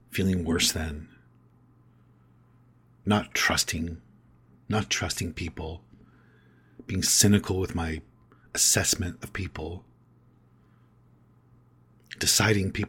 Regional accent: Canada; All of a sudden, I'm from Canada.

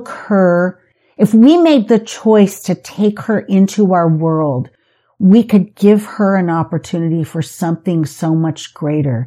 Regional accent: San Diego, California, United States; also born or lived in Las Vegas, Nevada; now in St. George, United States; I grew up in San Diego. I moved to Las Vegas. I embraced Las Vegas, and then I moved to St. George, and I embraced St. George.

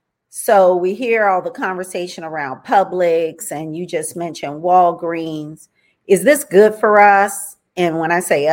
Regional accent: Miami, Florida, United States; moved away; also born or lived in Jacksonville, Florida; and I grew up in Miami

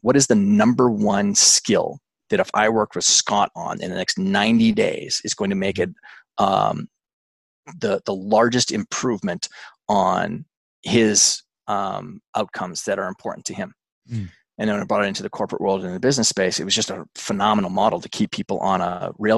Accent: Alberta, Canada; I'm Canadian. I grew up in a big farm and ranch in Alberta, Canada.

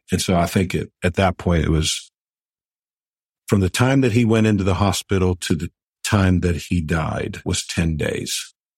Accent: Pittsburgh, Pennsylvania, United States; here in Pittsburgh. Absolutely love being able to do that for my hometown team.

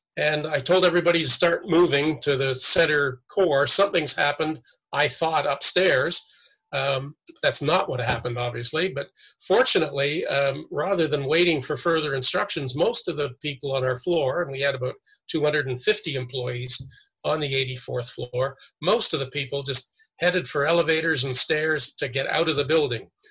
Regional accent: Toronto, Ontario, Canada; moved away as an adult; also born or lived in New York City; I was born and raised in Toronto

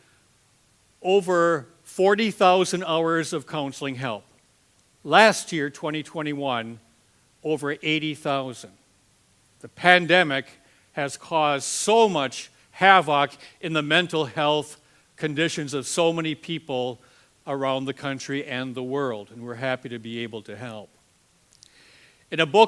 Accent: Green Bay, Wisconsin, United States; I'm from Green Bay, Wisconsin

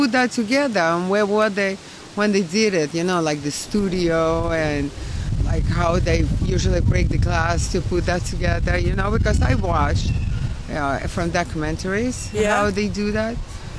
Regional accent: Odesa, Odesa Oblast, Ukraine; English is a second language; now in Brooklyn, United States; Ukraine, Odessa.

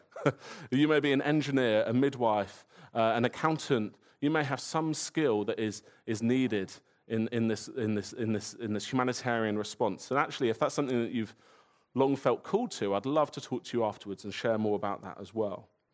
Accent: Woking, South East England, United Kingdom; I grew up in Woking, which isn't paradise

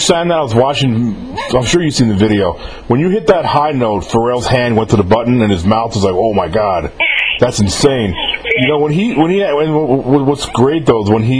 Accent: Mississippi, United States; I live in Mississippi

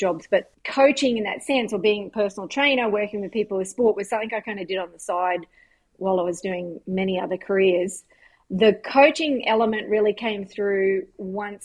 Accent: Queensland, Australia; moved away as an adult; now in United States; growing up in Australia was great.

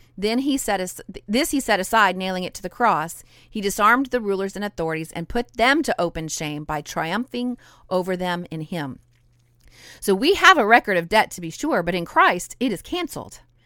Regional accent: Idaho, United States; also born or lived in southern Louisiana; now in Louisiana, United States; I'm a Cajun girl living in southern Louisiana, but I was born and raised in Idaho.

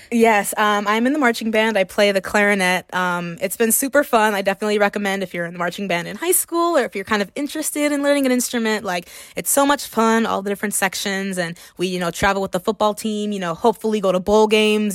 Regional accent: Miami, Florida, United States; moved away as an adult; Miami, Florida is my hometown

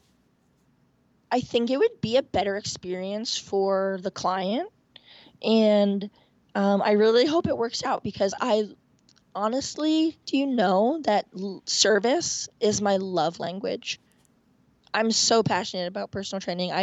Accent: Point Pleasant Beach, New Jersey, United States; now in Washington, D.C., United States; I grew up in Point Pleasant Beach, New Jersey, a block away from the Atlantic Ocean

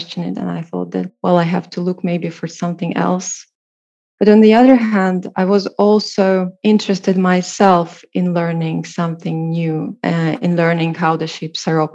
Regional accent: Riga, Latvia; I'm from Riga.

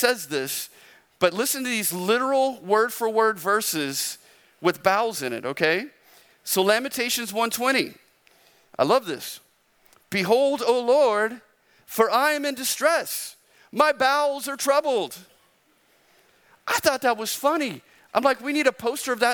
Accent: Arizona, United States; I'm from Arizona

